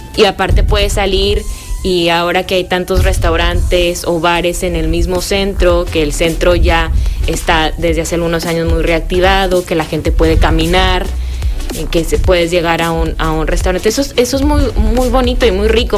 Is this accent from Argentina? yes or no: no; Comarca Lagunera, Mexico; also born or lived in Gómez Palacio / Lerdo / Torreón; todos nos sentimos laguneros, digo yo, yo vivo en Gómez, pero estoy registrada en Lerdo y trabajo y estudié en Torreón